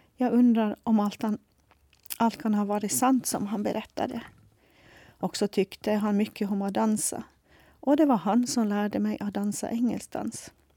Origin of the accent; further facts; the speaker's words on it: Sandavágur, Faroe Islands; Swedish is a second language; moved away as an adult; also born or lived in Nuuk, Greenland; now in Åland, Finland; Jag upplevde det tryggt och bra att växa upp hemma i Sandavaj